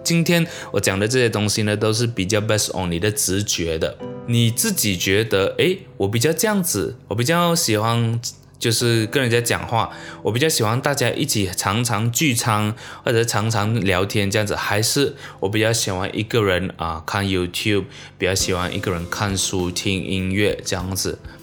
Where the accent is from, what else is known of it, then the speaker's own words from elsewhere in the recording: Malaysia; 我生在马来西亚其实是非常非常幸福的一件事情